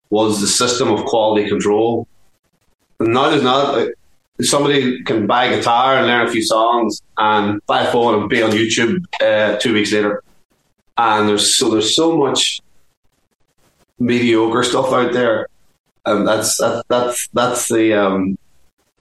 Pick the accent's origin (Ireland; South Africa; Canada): Ireland; Dublin, Leinster; when we grew up in Dublin